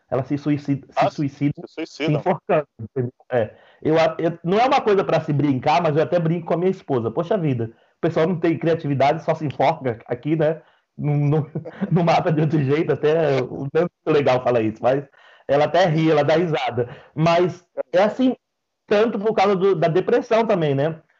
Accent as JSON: {"language": "Portuguese", "country": "Brazil", "said": "Eu, como um bom brasileiro, eu não fico sem arroz e feijão."}